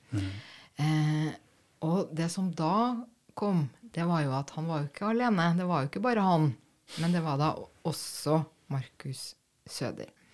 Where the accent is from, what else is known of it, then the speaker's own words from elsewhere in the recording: Norway; som nordmann